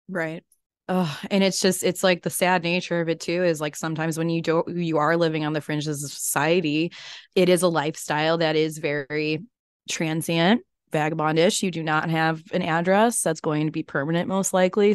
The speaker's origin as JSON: {"language": "English", "town": "Chicago", "region": "Illinois", "country": "United States", "tie": "born or raised there", "also_born_or_lived": "North Woods", "moved": "yes", "said": "growing up in Chicagoland"}